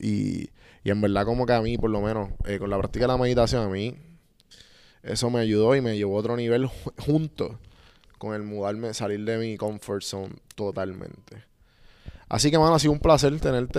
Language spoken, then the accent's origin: Spanish; Puerto Rico; moved away; nosotros como puertorriqueños nos criamos